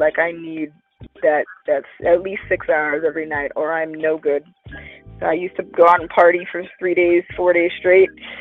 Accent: New York, United States; I'm a New Yorker for real

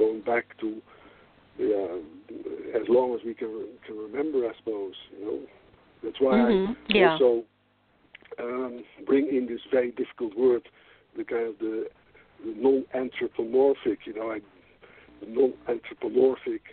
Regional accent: Netherlands

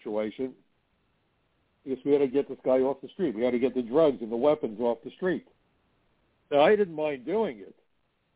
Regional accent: New York City, New York, United States; when I was a teenager growing up in Brooklyn

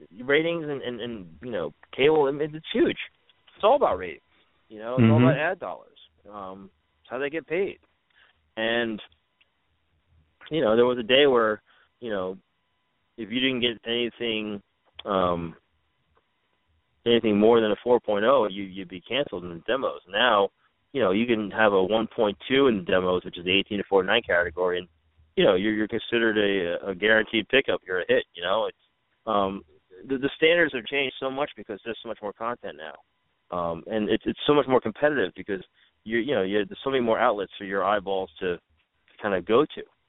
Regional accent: New York, United States; now in Los Angeles, United States; I'm a New Yorker.

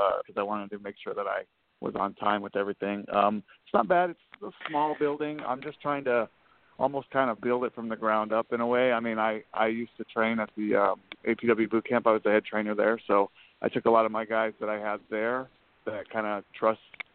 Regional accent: Idaho, United States; moved away; I'm originally from Idaho. That's where I'm from, like a small town in Idaho

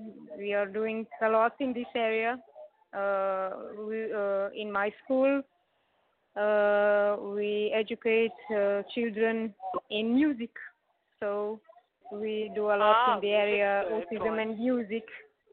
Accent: Slovenia; We are from Slovenia.

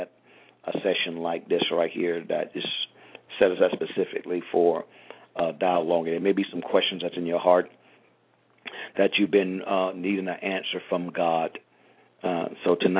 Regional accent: St. Petersburg, Florida, United States; moved away as an adult; now in South Florida, United States; once I left St. Petersburg, I left everything and everyone

